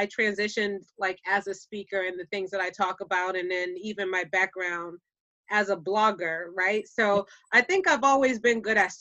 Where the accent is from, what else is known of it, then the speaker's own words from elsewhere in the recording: Boston, Massachusetts, United States; accent: Boston; my Boston accent